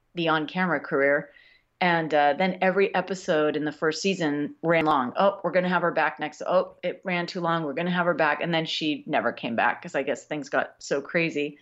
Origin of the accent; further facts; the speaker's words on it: New York, United States; now in Los Angeles, United States; I was born in Los Angeles, but I went to school back east, and I feel like I became uh, a full human being on the East Coast. So as far as I'm concerned, I am from New York